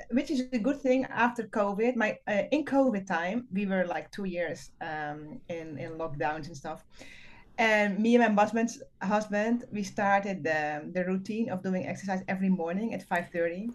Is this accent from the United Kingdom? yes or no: no; Netherlands; moved away as an adult; now in Peru; I'm from the Netherlands, so it's kind of far away.